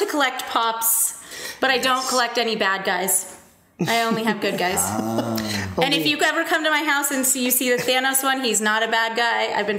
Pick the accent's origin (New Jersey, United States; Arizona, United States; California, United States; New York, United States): Arizona, United States; I come from Arizona